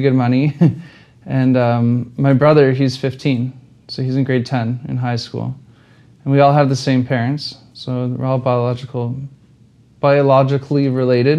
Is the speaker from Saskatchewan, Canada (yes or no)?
no; Ontario, Canada; moved away as an adult; I'm from Ontario